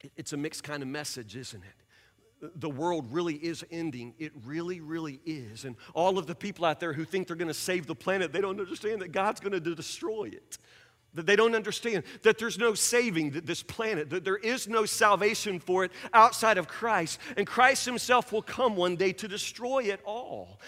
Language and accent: English; Woodburn, United States; I grew up in Woodburn